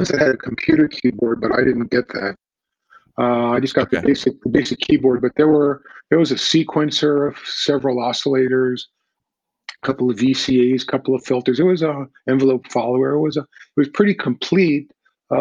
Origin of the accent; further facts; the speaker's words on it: New York, United States; moved away; also born or lived in Los Angeles; I grew up in New York